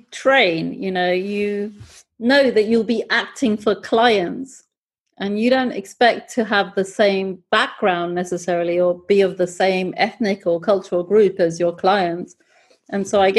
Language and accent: English; United Kingdom; accent: British; also born or lived in Pakistan; I'm originally Pakistani. I often wear my Pakistani clothes. And so, and I've grown up in Britain. I have a great, you know, I have a British accent